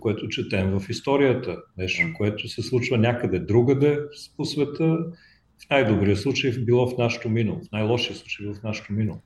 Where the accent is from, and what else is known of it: Bulgaria